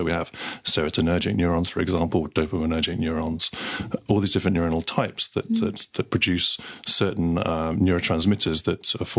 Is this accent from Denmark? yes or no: yes; Denmark; English is a second language; now in Victoria, Australia; either from other states in Australia or from other countries, as I did. I came down from Denmark.